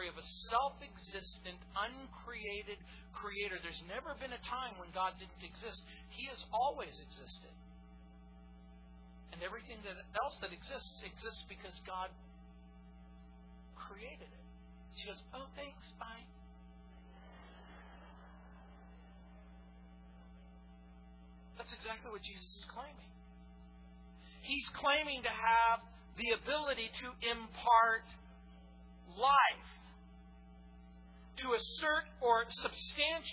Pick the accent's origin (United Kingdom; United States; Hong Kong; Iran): United States; New Orleans, Louisiana; moved away; I was born in New Orleans, Louisiana.